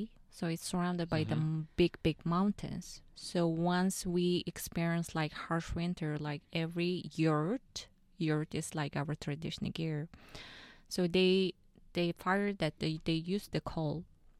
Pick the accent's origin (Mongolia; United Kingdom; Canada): Mongolia; Ulaanbaatar; moved away; I was actually raised in just a normal family. And I was born and raised in the capital city, Ulaanbaatar.